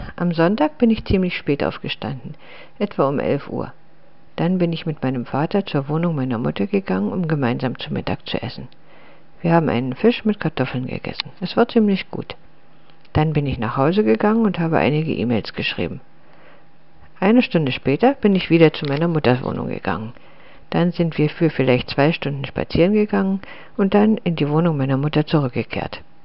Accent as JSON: {"language": "German", "town": "Litvínov", "region": "Ústí nad Labem Region", "country": "Czechia", "tie": "born or raised there", "moved": "yes", "said": "ist Litwinow meine Heimatstadt"}